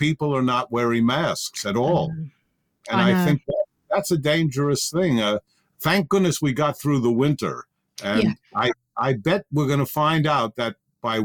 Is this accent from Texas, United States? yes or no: no; New York City, New York, United States; also born or lived in Manhattan; I was technically born in Manhattan, the actual birth, but I grew up and born and bred in the Bronx.